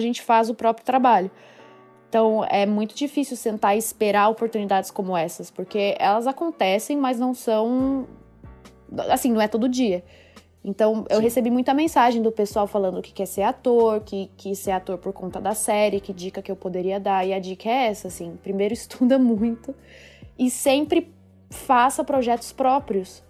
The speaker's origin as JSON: {"language": "Portuguese", "area": "Ribeirão Preto", "region": "São Paulo", "country": "Brazil", "tie": "born or raised there", "also_born_or_lived": "Batatais", "moved": "as an adult", "said": "Eu nasci em São Paulo. Na verdade, não na cidade, eu sou do interior. É, eu nasci numa cidade eu nasci em Ribeirão Preto, mas a minha família é de Batatais. E, mas eu sempre morei em São Paulo"}